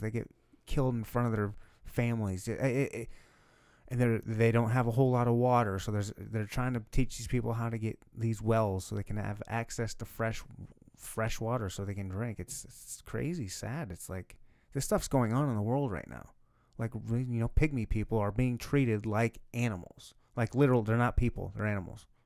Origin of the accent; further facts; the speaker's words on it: Michigan, United States; now in Kansas City, United States; I grew up in Michigan, when we have beaches everywhere